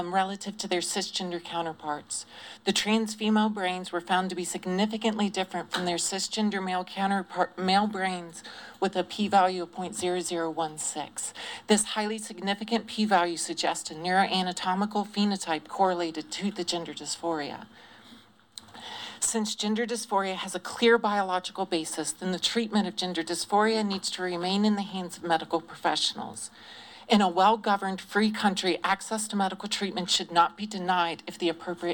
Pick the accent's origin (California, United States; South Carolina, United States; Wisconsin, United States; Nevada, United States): South Carolina, United States; Greenville; I was raised, I grew up in Greenville, South Carolina, in a very unaccepting family